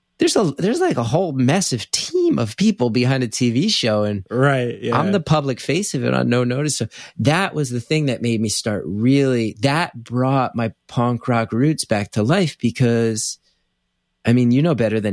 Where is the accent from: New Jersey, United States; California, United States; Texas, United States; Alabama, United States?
New Jersey, United States; West Orange; That was in my hometown of West Orange.